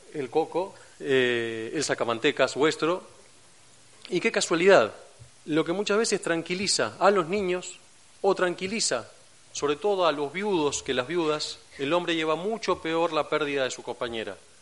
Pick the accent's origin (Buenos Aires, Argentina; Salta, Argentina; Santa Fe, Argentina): Buenos Aires, Argentina; accent: Argentine; moved away as an adult; now in Cantabria, Spain; por mi acento, se habrán dado cuenta, soy argentino, de, Buenos Aires. Eh, hace cinco años que trabajo y vivo aquí en España